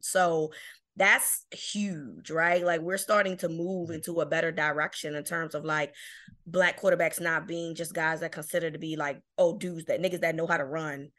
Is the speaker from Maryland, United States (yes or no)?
yes; Baltimore, Maryland, United States; I'm from Baltimore